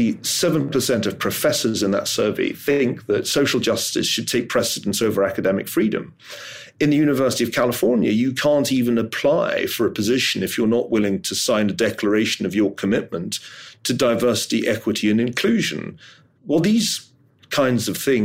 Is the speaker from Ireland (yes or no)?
no; Glasgow, Scotland, United Kingdom; I'm from Glasgow